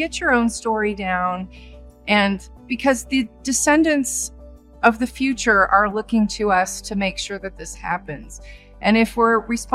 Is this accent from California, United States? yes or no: yes; California, United States; I'm from California